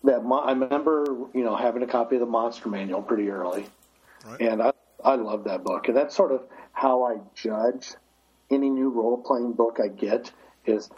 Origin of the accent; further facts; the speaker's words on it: Midwest, United States; I grew up in the Midwest